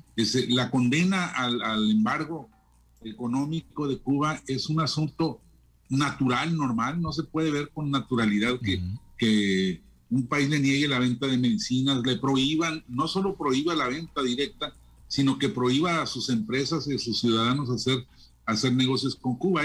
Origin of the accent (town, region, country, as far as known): Mexico